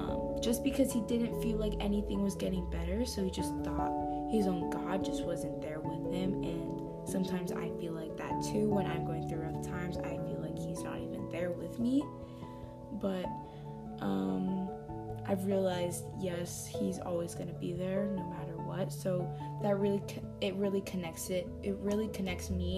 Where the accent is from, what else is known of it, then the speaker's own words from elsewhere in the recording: California, United States; I am from California